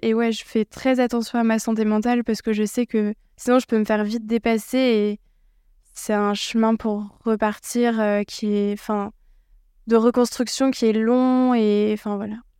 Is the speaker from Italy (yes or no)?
no; Alsace, Grand Est, France; je viens d'Alsace